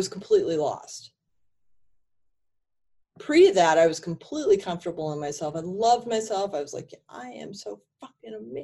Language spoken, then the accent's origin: English; Connecticut, United States; moved away as an adult; now in Portland, United States; I grew up in Connecticut, and I like to say I escaped from it